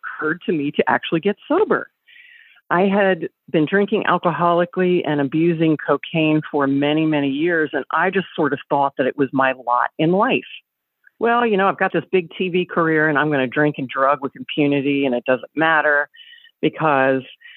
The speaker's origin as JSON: {"language": "English", "region": "the South", "country": "United States", "tie": "born or raised there", "said": "I grew up in the South"}